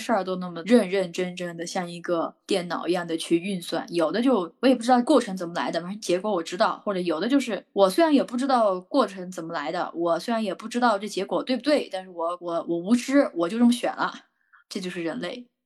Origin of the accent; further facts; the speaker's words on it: Yunnan, China; 我是云南人